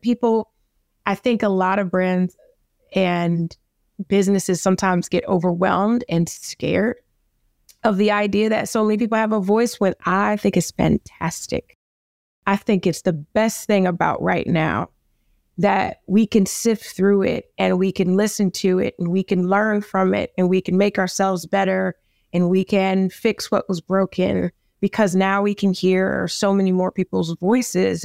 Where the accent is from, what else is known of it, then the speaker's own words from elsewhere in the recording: New York City, New York, United States; I'm from the Bronx